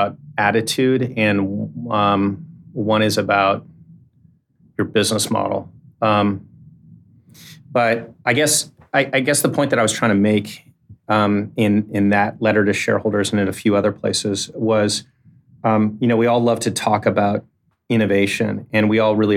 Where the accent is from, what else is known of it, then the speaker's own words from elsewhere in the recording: San Francisco, California, United States; also born or lived in Menlo Park; I grew up in Silicon Valley. I grew up in Menlo Park and in San Francisco.